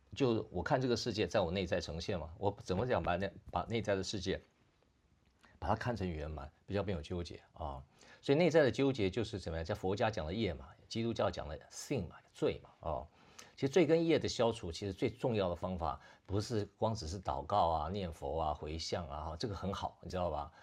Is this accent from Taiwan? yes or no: yes; Taiwan; 我们台湾人